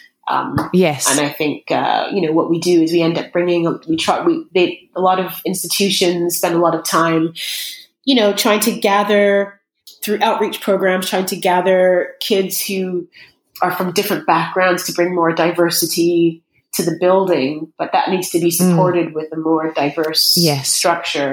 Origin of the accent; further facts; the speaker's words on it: Brampton, Ontario, Canada; moved away as an adult; also born or lived in United States; now in London, United Kingdom; growing up in Canada